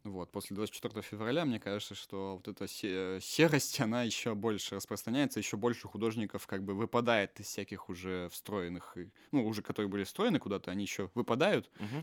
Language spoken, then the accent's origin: Russian; Russia; moved away; also born or lived in Yekaterinburg; Мое детство прошло не в Екатеринбурге, мое mm-hmm. детство прошло в другом городе, в котором эта вся культура отсутствовала практически